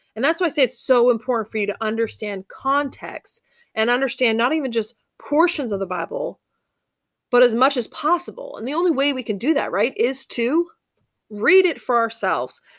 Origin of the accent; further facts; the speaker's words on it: Cape Cod, Massachusetts, United States; I grew up on Cape Cod, Massachusetts.